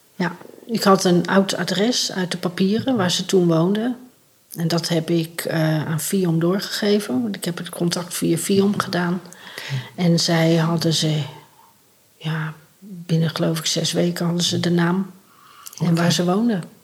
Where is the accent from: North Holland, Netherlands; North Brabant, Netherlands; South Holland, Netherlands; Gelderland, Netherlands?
North Brabant, Netherlands; also born or lived in Rotterdam; ik ben opgegroeid in Brabant in een warm, gezellig gezin